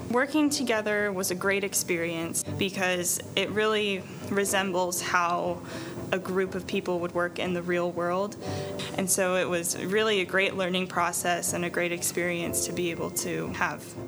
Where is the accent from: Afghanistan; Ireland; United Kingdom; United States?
United States; Zanesville, Ohio; now in Cleveland, United States; I am from Zanesville, Ohio, but I've been living in Cleveland for the past three years for school